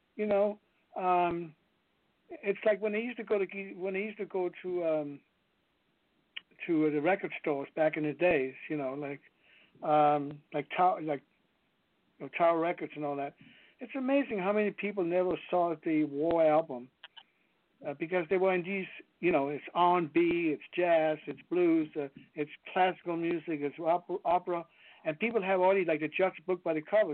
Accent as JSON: {"language": "English", "town": "Copenhagen", "region": "Capital Region of Denmark", "country": "Denmark", "tie": "born or raised there", "second_language": "English", "moved": "as an adult", "lives_now": "United States", "said": "I grew up in Denmark"}